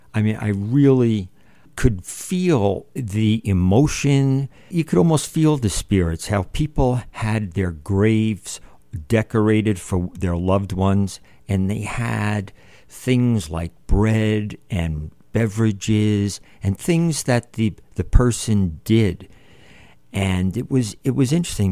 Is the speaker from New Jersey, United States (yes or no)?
yes; New Jersey, United States; I'm from New Jersey